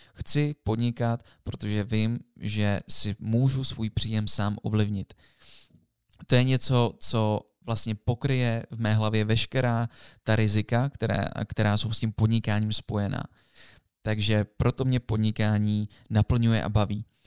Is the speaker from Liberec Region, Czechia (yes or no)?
yes; Jablonec nad Nisou, Liberec Region, Czechia; moved away; My jsme z Jablonce, ze Severu, nebo byli jsme